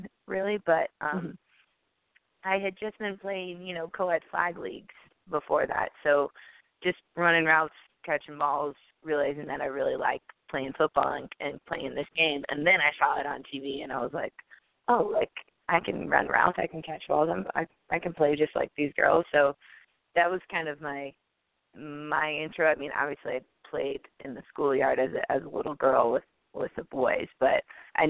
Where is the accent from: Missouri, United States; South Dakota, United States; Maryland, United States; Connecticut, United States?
Missouri, United States; St. Louis; I'm from St. Louis